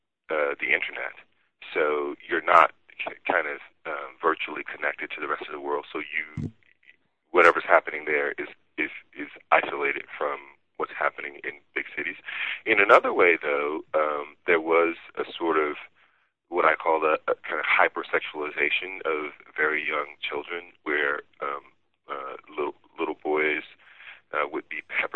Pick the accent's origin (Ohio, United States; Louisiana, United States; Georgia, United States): Louisiana, United States; Gibbsland; I was growing up in Louisiana